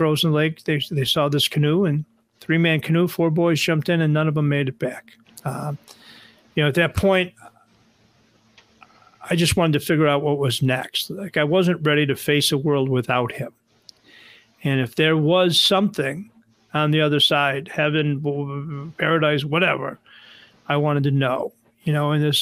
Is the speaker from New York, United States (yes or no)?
yes; Buffalo, New York, United States; now in North Shore of Chicago, United States; I grew up in Buffalo